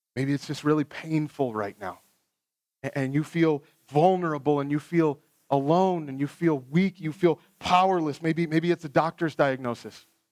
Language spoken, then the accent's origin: English; Ohio, United States; I grew up in Ohio, we had a whole bunch of tornadoes